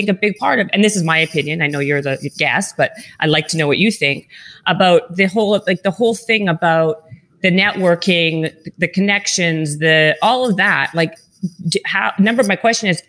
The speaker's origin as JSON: {"language": "English", "town": "Winnipeg", "region": "Manitoba", "country": "Canada", "tie": "born or raised there", "also_born_or_lived": "Toronto", "moved": "as an adult", "lives_now": "Los Angeles, United States", "said": "I'm from Winnipeg originally"}